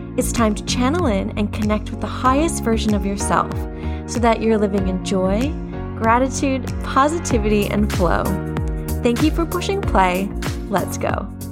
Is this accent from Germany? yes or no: no; Canada; now in Australia; I'm from Canada, living in Australia